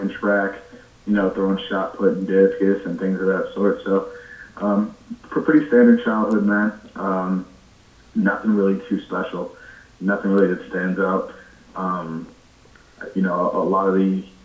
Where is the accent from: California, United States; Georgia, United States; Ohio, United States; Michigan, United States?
Ohio, United States; Cleveland; I was born in Cleveland, raised on the east side